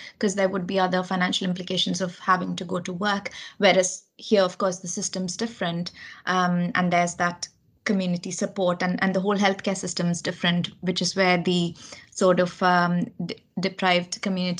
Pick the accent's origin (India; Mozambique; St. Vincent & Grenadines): India; Kerala; moved away as an adult; now in United Kingdom; I grew up in India, in the south of India, in a state called Kerala.